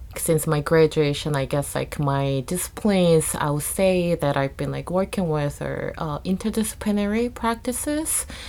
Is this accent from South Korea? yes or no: yes; South Korea; moved away; I was born and raised in Korea